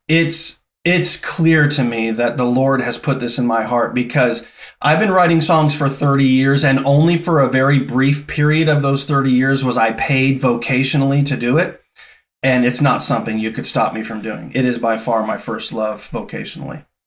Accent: Los Angeles, California, United States; moved away as an adult; also born or lived in Newfoundland, Canada / Thunder Bay, Ontario, Canada / Louisville, Kentucky; I grew up in Southern California in Los Angeles

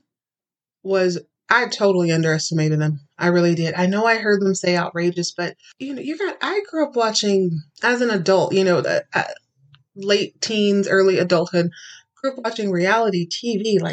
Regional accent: Texas, United States; I grew up in Texas

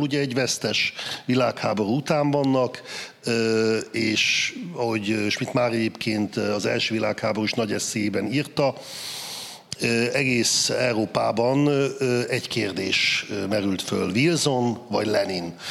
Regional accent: Saxony-Anhalt, Germany; én Kelet-Németországban születtem, ott nőttem föl, száz anhal tartományban

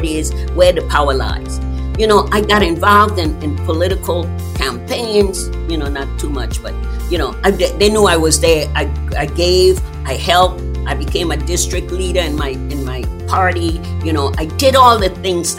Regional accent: U.S. Virgin Islands; born or raised there; moved away

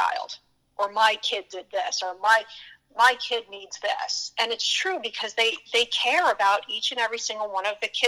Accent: Pottsville, Pennsylvania, United States; moved away; I grew up in a smaller town in Pennsylvania called Pottsville

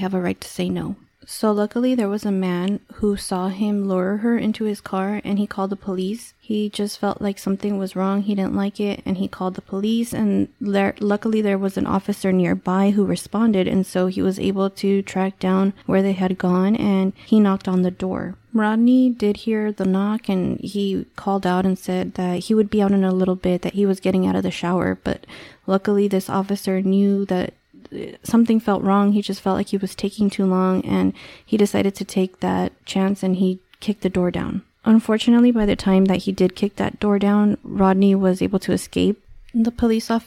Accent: Los Angeles, California, United States; I'm from California, I'm from

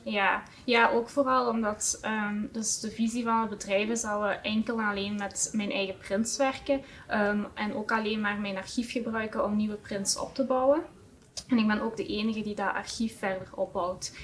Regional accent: Heusden-Zolder, Flanders, Belgium; afkomstig van uh, Huszolder

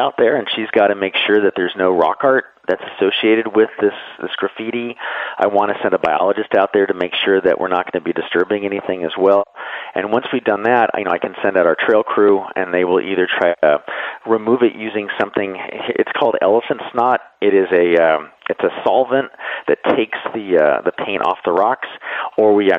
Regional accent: San Diego, California, United States; I grew up in San Diego

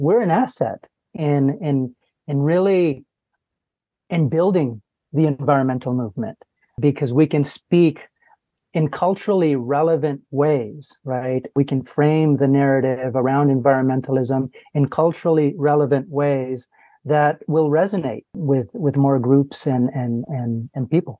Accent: Los Angeles, California, United States; I was born and raised in Los Angeles, California

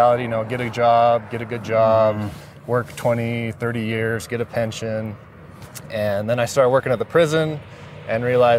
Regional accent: Pleasant Grove, Utah, United States; now in Provo, United States; So I grew up here in Pleasant Grove. We're in Provo now

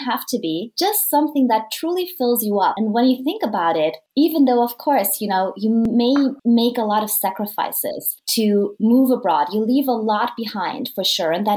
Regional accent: Vienna, Austria; moved away as an adult; also born or lived in United Kingdom / Madrid, Spain; I am from Vienna, Austria

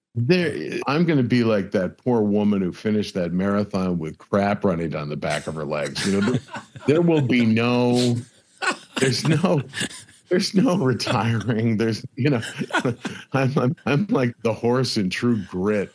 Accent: Buffalo, New York, United States; now in Los Angeles, United States; a bunch of guys I grew up with in Buffalo

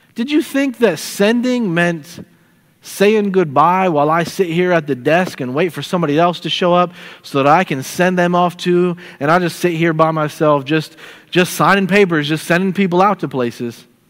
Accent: St. Petersburg, Florida, United States; moved away as an adult; also born or lived in Nashville, Tennessee / South Portland, Maine; I'm from St. Petersburg, Florida, which is in Tampa Bay

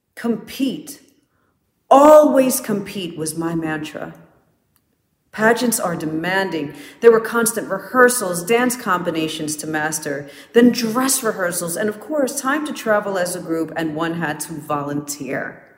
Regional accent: Orange, New Jersey, United States; Growing up in Orange, New Jersey wasn't always pretty, but it certainly taught me to earn what I went after

